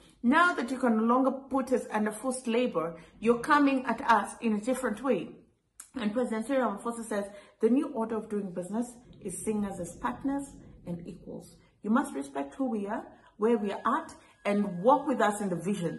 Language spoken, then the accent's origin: English; Kenya; I grew up in Kenya. I grew up taking Kenyan tea.